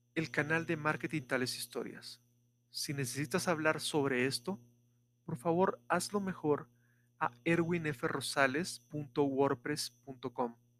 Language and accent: Spanish; Guatemala; Esta es la ubicación de Guatemala. Somos el primer país después de la frontera